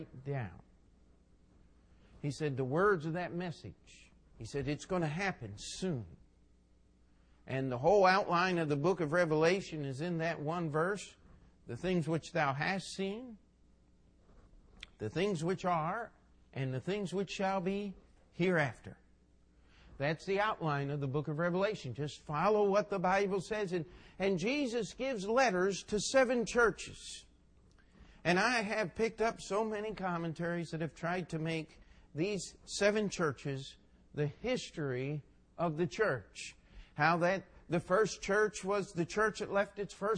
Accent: Westminster, Maryland, United States; I was raised in Westminster, Maryland

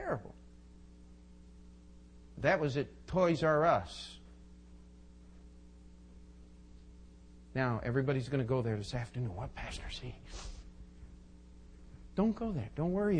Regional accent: United States; I'm an American

